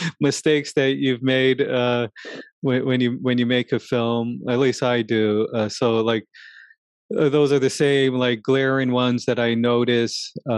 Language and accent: English; New York, United States; living in New York, growing up in New York.